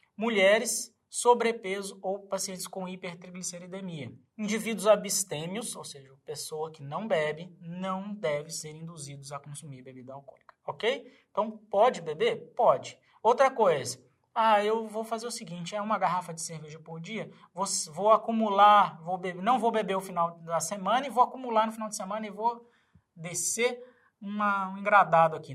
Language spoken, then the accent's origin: Portuguese; Minas Gerais, Brazil; Eu, como mineiro